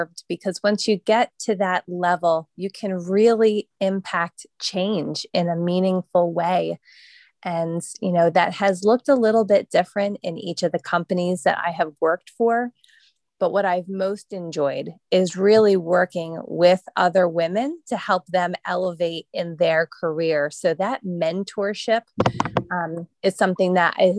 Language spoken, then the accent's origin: English; just outside of Philadelphia, Pennsylvania, United States; I've always been in Pennsylvania. Grew up here, went to school here for college and everything